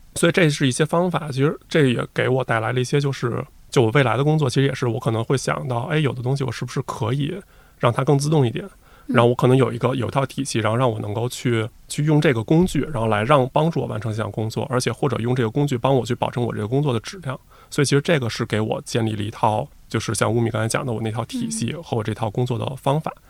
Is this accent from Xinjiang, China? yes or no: no; Beijing, China; 我从小就在北京